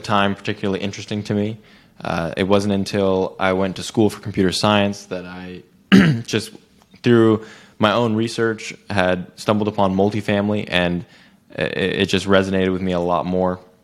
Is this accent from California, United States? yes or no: yes; Silicon Valley, California, United States; my background is I grew up in Silicon Valley, California.